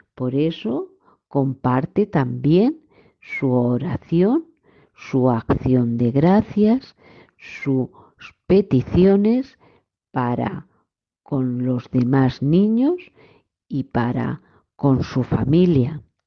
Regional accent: India; now in Spain; Soy de India y ahora estoy en España.

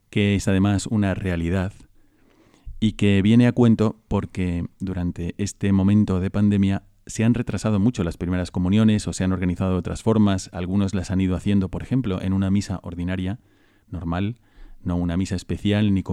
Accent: Bogotá, Colombia; moved away as an adult; now in Madrid, Spain; yo soy de Colombia, de Bogotá, de la capital.

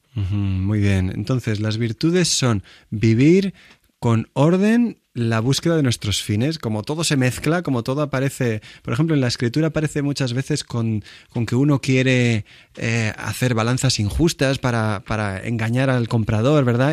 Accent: Villanueva de Alcardete, Castilla-La Mancha, Spain; yo crecí también, en Toledo, se llama Villanueva de Alcardete

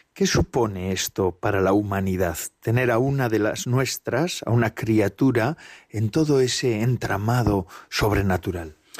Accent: Basque Country, Spain; los que somos vascos, pues muchas veces solemos decir ayudar en lugar de acompañar

